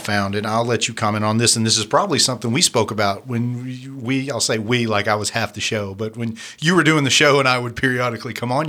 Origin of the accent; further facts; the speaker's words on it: California, United States; moved away; also born or lived in the South; I was born in California, not very religious there.